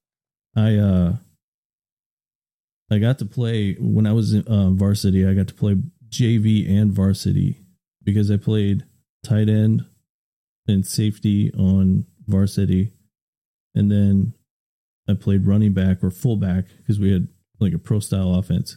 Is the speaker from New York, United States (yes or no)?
no; Woodstock, Illinois, United States; I grew up in Illinois, small town called Woodstock, Illinois